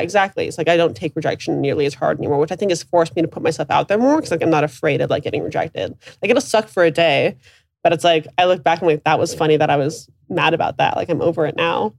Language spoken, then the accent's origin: English; Alaska, United States; I'm from Alaska.